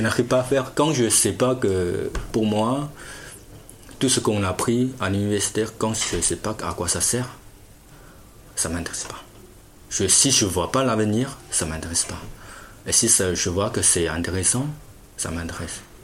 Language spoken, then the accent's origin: French; Fujian, China; French is a second language; moved away as an adult; also born or lived in Shanghai; now in Lognes, France